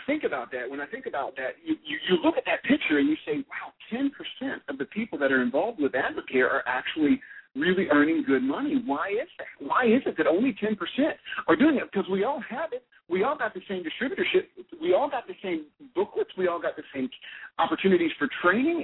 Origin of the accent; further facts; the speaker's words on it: Alabama, United States; I'm from Alabama. I come by this accent honestly